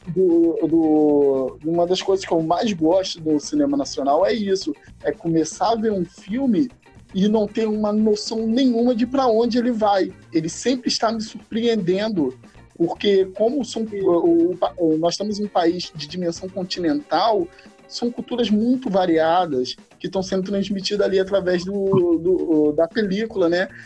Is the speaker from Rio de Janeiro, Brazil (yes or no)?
yes; Itaguaí, Rio de Janeiro, Brazil; sou do Rio de Janeiro, Itaguaí.